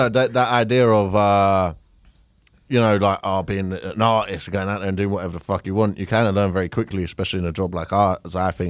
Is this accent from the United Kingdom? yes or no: yes; Fulton Heath, London, United Kingdom; I grew up in Fulton Heath, but I wouldn't say that I'm working class.